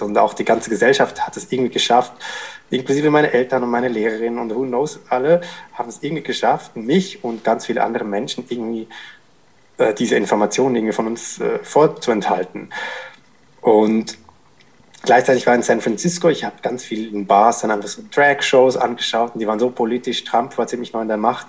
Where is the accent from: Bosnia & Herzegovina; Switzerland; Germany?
Switzerland; Zurich; Ich bin in Zürich in Schwammendingen aufgewachsen